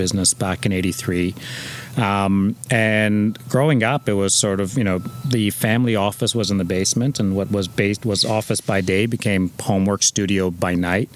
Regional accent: Toronto, Ontario, Canada; also born or lived in Iran; We grew up in North York along the Bayview Corridor

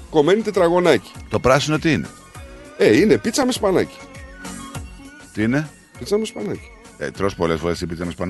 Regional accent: Athens, Attica, Greece; Και εγώ δεν είμαι Αθηνέζο, φίλε. Έτυχε να μεγαλώσω εκεί.

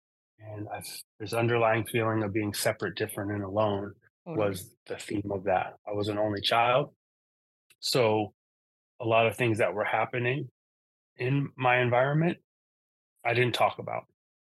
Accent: Seattle, Washington, United States; also born or lived in Eugene, Oregon; I was born in Eugene, Oregon. We moved up to Seattle, Washington when I was about 4 years old.

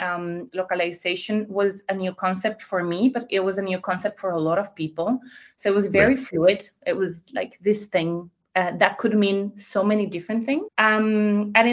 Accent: Spain; now in The Hague, Netherlands; I'm originally from Spain. I have lived in many countries, but I'm actually joining this interview from The Hague in the Netherlands.

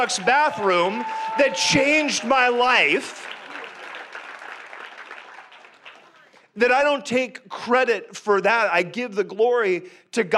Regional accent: Canada; I'm Canadian by birth

